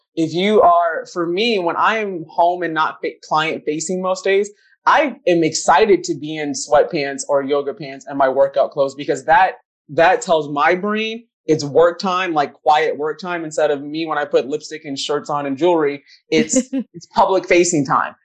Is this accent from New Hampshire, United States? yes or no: no; Minnesota, United States; black girl growing up in Minnesota